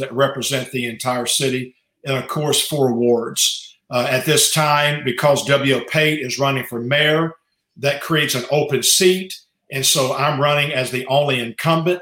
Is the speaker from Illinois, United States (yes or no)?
no; Beaumont, Texas, United States; I was born here in Beaumont, raised in this area